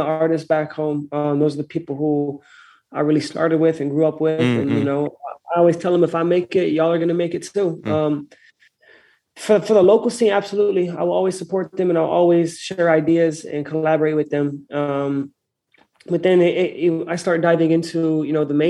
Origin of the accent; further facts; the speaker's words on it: Santa Fe, New Mexico, United States; moved away as an adult; also born or lived in Treasure Coast, Florida; now in Florida, United States; back home from my hometown in Santa Fe